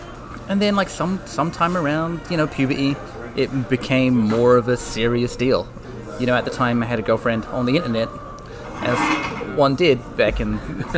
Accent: London, United Kingdom; moved away as an adult; now in California, United States; Oh, yeah. So from London originally, but moved to California to get married to my wife.

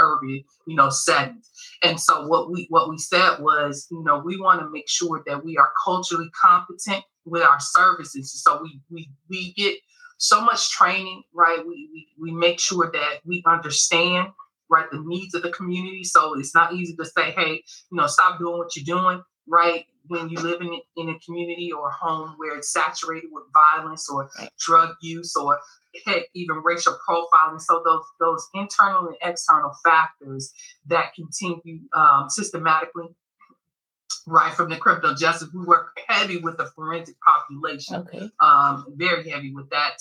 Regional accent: Chicago, Illinois, United States; I'm from Chicago

